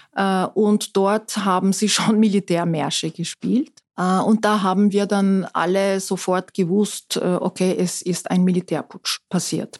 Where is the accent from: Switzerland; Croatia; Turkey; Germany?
Turkey; Istanbul; German is a second language; moved away as an adult; also born or lived in Ankara / Innsbruck; now in Austria; aufgewachsen bin ich allerdings in Istanbul